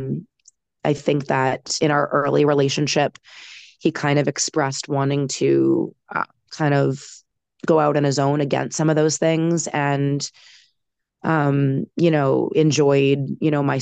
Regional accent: Boston, Massachusetts, United States; I am in my hometown of Boston proper

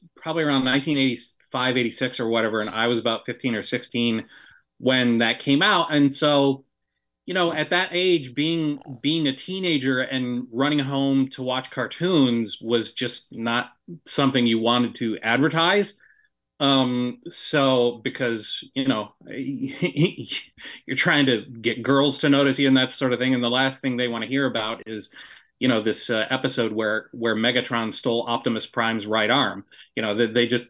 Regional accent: Kalamazoo, Michigan, United States; moved away as an adult; there was a small production studio in my hometown of Kalamazoo

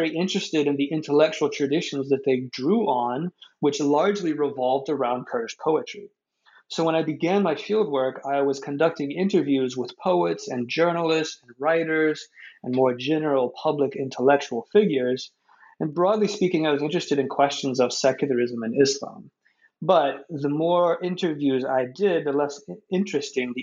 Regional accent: United States; me as an American researcher in Iraq

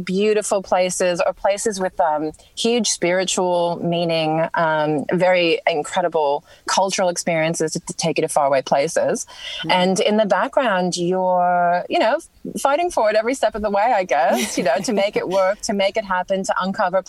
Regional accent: New York, United States; moved away as an adult; now in Melbourne, Australia; growing up in New York, I didn't really have a lot of nature around me

